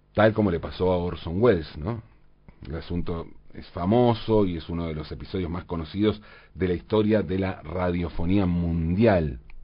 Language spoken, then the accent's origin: Spanish; Valentín Alsina, Buenos Aires Province, Argentina; en mi infancia, en Valentina Alcina, tanto mis vecinos como yo teníamos casas con jardines